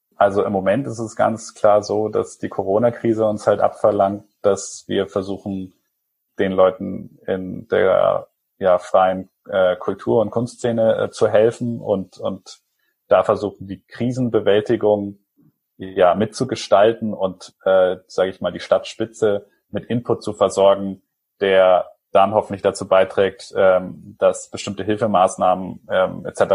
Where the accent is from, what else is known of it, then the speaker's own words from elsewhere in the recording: Germany; also born or lived in Chile; now in Nuremberg, Germany; ich bin auf dem Land aufgewachsen